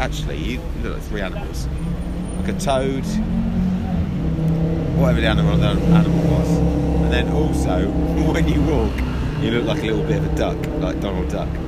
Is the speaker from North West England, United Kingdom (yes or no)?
no; Ipswich, East of England, United Kingdom; also born or lived in Yorkshire; now in London, United Kingdom; Basically, I'm from Ipswich, moved up to Yorkshire, then lived down here. So that's London.